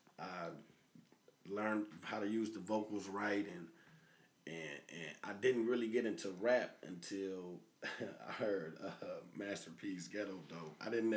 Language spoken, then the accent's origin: English; Peoria, Illinois, United States; also born or lived in Harrison; He from Chicago. I'm from Peoria.